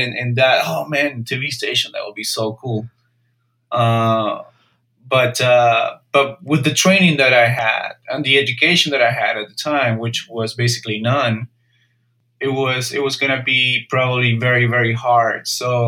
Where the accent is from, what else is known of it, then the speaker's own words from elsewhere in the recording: Peru; moved away as an adult; now in United States; I'm originally from Peru, so in a way I'm an immigrant.